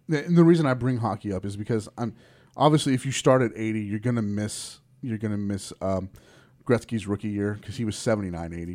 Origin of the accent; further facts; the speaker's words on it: Springtown, Texas, United States; I grew up in Springtown, Texas